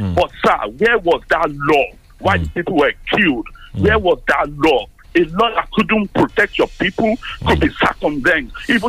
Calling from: London, United Kingdom

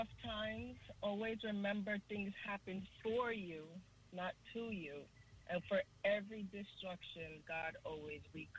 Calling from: Fort Lauderdale, Florida, United States; I'm calling from Fort Lauderdale.

